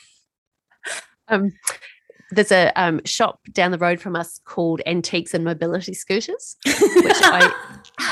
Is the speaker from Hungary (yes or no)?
no; New Zealand; moved away; I grew up in New Zealand